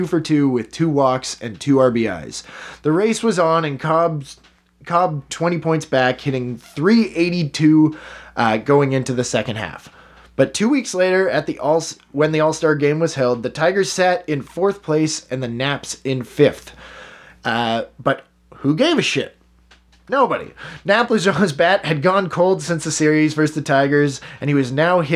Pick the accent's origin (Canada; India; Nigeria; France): Canada; We're Canadian